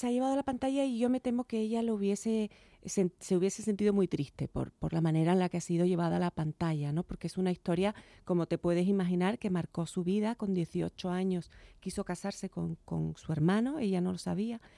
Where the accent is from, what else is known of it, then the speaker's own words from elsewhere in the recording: Chiclana de la Frontera, Andalusia, Spain; moved away as an adult; also born or lived in Cádiz / New York; now in Madrid, Spain; Y yo nací en Cádiz, pero a los nada, inmediatamente me, me llevaron para Chiclana, que es mi tierra, ahí está mi familia y, allí me crié